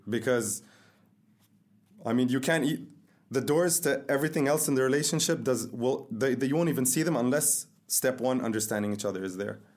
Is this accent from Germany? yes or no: no; Dubai, United Arab Emirates; I'm from Dubai.